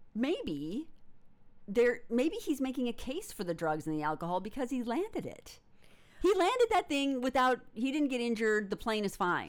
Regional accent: United States; in the United States, we hear about being the ugly American

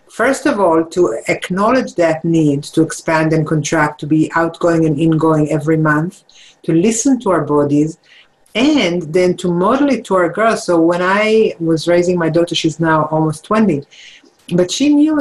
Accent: Jerusalem, Jerusalem District, Israel; moved away; I grew up in Israel, in Jerusalem

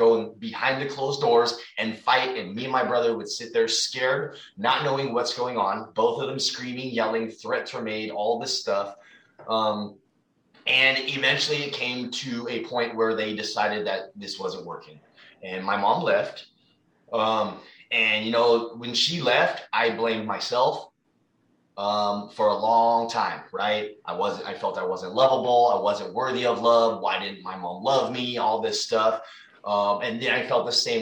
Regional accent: Fremont, California, United States; also born or lived in San Mateo, California; We moved to Fremont.

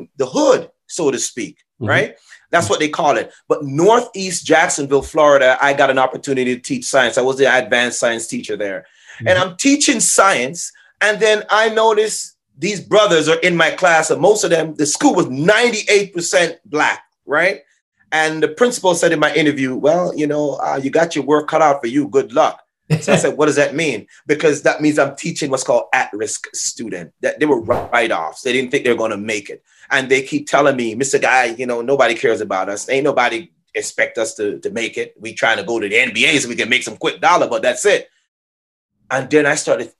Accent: Jamaica; moved away; I'm originally from Jamaica

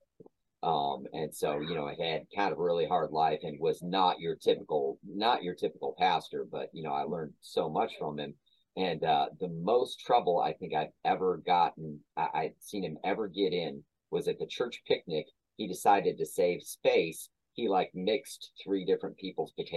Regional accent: Tinley Park, Illinois, United States; moved away as an adult; also born or lived in Kankakee area, Illinois; now in Tennessee, United States; I grew up in Tinley Park area, but I also kind of grew up just north of Kankakee in a town called Piatone

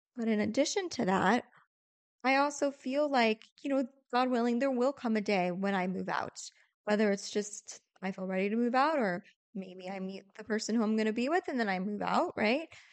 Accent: St. Louis, Missouri, United States; first language English; how rooted we are in Saint Louis

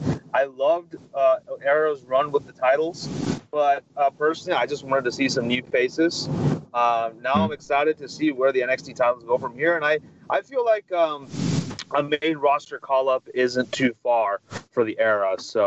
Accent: Texas, United States; I'm from Texas.

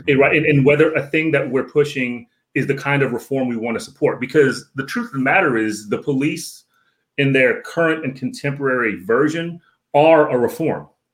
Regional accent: Northern Virginia, United States; I'm from the DMV. Um, I grew up in Northern Virginia.

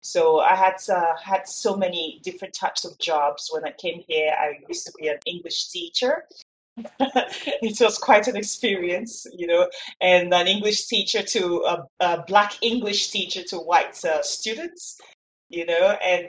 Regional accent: Nigeria; now in Bulgaria; but I spent most of my life growing up in Nigeria, but now I've relocated to Bulgaria, and everything is good at the moment.

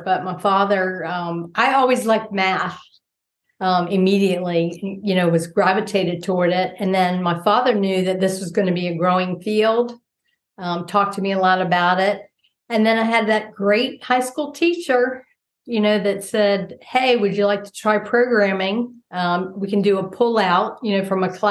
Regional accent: Norfolk, Virginia, United States; I grew up in Norfolk, Virginia

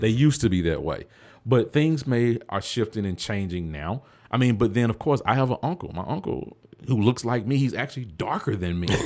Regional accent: the South, United States; I grew up in the South

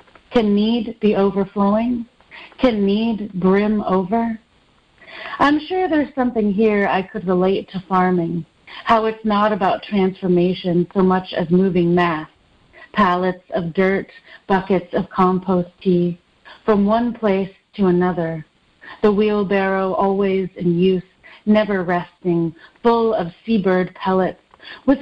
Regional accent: Nashville, Tennessee, United States; also born or lived in Detroit, Michigan, United States; I'm Filipino-American. I was born in the suburbs of Detroit and grew up in the suburbs of Nashville mostly, and also in the city of Nashville

